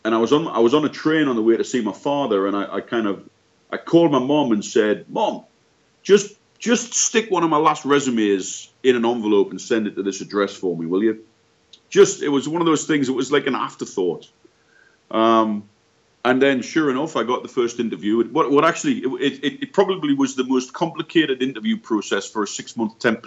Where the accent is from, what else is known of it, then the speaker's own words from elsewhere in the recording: Newcastle upon Tyne, North East England, United Kingdom; moved away as an adult; I'm originally from Newcastle upon Tyne in the northeast of England. Feels like a long way away now. So I grew up in the northeast of England.